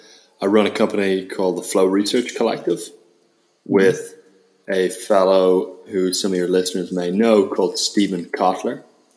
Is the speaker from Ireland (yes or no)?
yes; Ireland; accent: Irish; now in United States; Yeah, apparently my Irish accent's gotten a little bit diluted, which I'm not delighted to hear about.